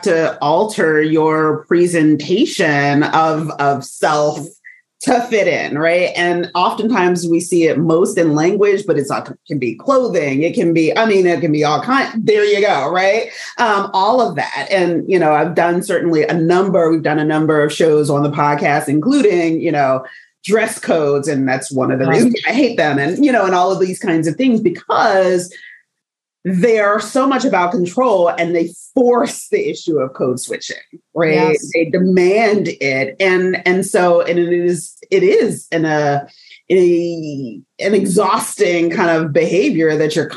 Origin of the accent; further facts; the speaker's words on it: United States; accent: African-American Vernacular English; first language African-American Vernacular English; I'm going to use AAVE, African-American Vernacular English, for folks that don't know that acronym, because that is my first language